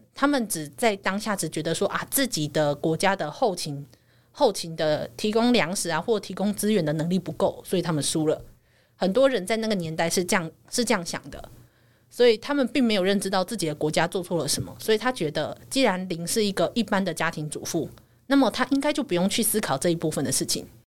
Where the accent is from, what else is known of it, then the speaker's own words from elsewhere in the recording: Taiwan; 我还是一个台湾人的身份